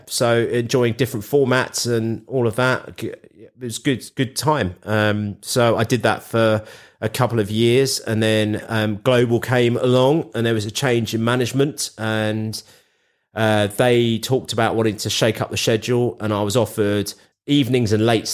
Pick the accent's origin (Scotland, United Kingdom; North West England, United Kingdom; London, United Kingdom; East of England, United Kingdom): London, United Kingdom; I grew up with Capital being in London. You know, I'm a Londoner born and bred